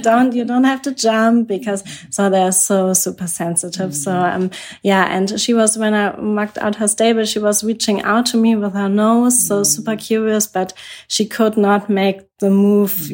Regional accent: Germany; I'm from Germany

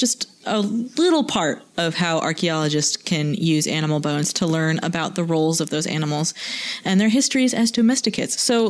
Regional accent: Boston, Massachusetts, United States; I'm from Boston.

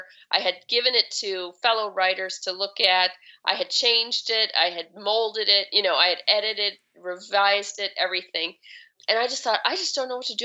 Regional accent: Chicago, Illinois, United States; now in Seattle, United States; I didn't grow up having a garden, and I grew up in Chicago and, in the city

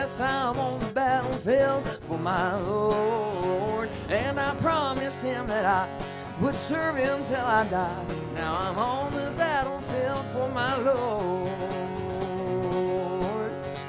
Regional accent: Hickory, North Carolina, United States; North Carolina, yes, sir. Hickory, North Carolina.

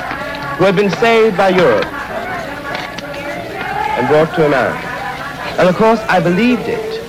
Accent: New York, United States; born there; My mother was born in Maryland. My father was born in New Orleans. I was born in New York.

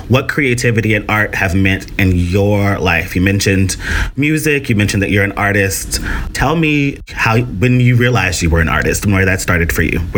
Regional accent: Tennessee, United States; now in New York City, United States; Because I came to NYU from Tennessee, like sort of discovered poetry and performing poetry in college.

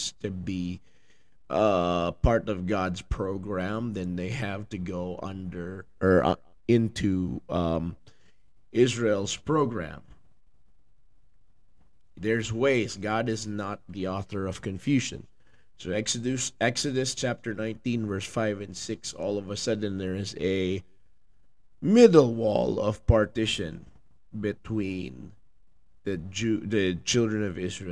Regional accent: Philippines; now in United States; I'm from the Philippines

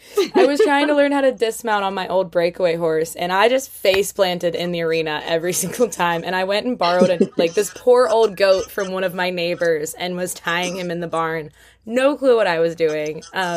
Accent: Pennsylvania, United States; I'm from Pennsylvania.

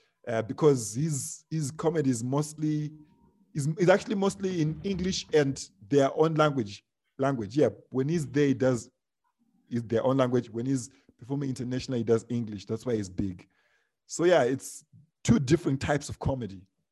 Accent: South Africa; Me, I'm from South Africa. I'm like, wow, this is amazing.

